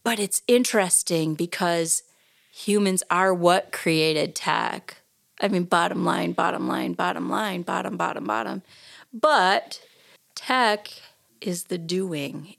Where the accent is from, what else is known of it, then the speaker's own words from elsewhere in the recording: Rhinelander, Wisconsin, United States; moved away; also born or lived in Oshkosh, Wisconsin; I grew up in Rhinelander, but Oshkosh is my hometown